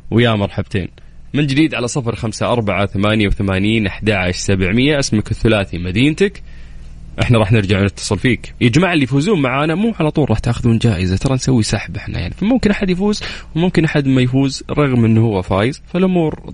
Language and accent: Arabic; Qiya, Makkah Province, Saudi Arabia; انا ديرتي تقية